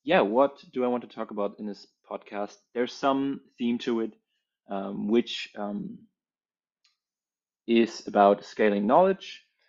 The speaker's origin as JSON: {"language": "English", "country": "Germany", "tie": "born or raised there", "also_born_or_lived": "Berlin", "said": "I grew up in Germany."}